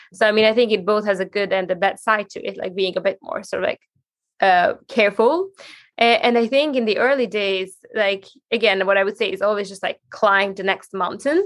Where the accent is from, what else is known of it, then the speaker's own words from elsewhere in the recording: Hungary; moved away as an adult; now in Sweden; growing up in Hungary